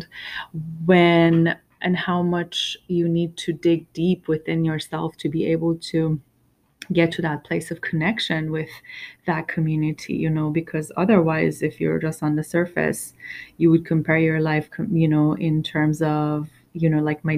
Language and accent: English; Iran; I was born in Iran during, right after it, the biggest revolution of its history